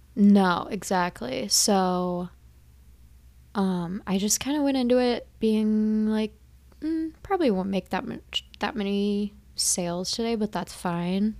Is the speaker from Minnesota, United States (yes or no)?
yes; Minnesota, United States; we are from Minnesota